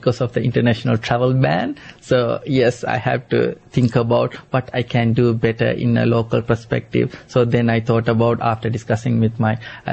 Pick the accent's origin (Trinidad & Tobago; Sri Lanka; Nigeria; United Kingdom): Sri Lanka; also born or lived in Australia; now in Canberra, Australia; I'm from Sri Lanka, and we have lots of yam back in my country as well